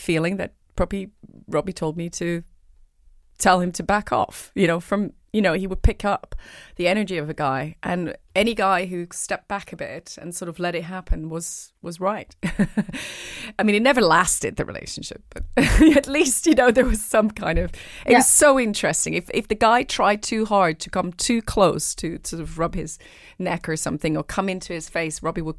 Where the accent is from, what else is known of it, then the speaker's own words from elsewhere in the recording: Switzerland; English is a second language; moved away as an adult; now in London, United Kingdom; I came from Switzerland to London at the age of 19 to study musical theatre.